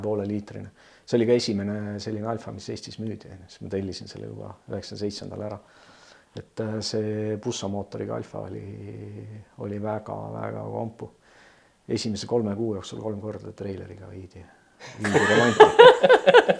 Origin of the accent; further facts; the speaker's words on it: Tallinn, Harju County, Estonia; teine minu kodukant on siis Pelgulinn, et äh, elasin mm enamuse oma ajast ma elasin äh, Pelgulinnas